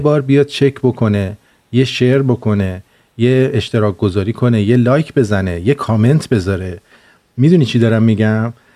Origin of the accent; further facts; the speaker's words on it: Iran; moved away; ما هم اونجا زندگی کردیم یعنی اینکه ما اونجا زندگی کردیم و دیدیم شرایط رو الان هم که اومدیم بیرون